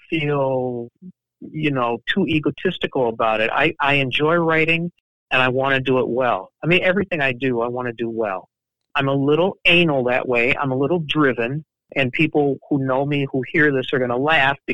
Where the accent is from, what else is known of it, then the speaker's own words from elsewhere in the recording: Chicago, Illinois, United States; I grew up in the University of Chicago neighborhood of Hyde Park